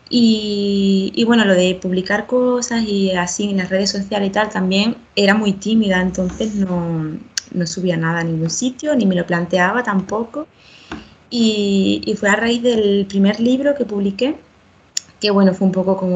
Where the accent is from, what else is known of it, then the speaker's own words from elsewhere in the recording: southern Spain, Spain; now in Madrid, Spain; pues yo soy de la parte del sur de España y bueno, me he mudado varias veces por aquí, por, España, diferentes ciudades y ahora me acabo de mudar a Madrid, llevo dos meses aquí